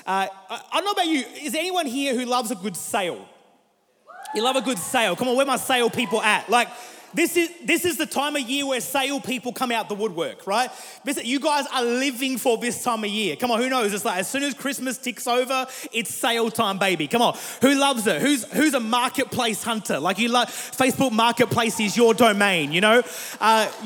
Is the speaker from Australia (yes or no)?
yes; Murray Bridge, South Australia, Australia; now in Adelaide, Australia; I grew up in South Australia for all my life, grew up in a place called Murray Bridge, moved to Adelaide 5 years ago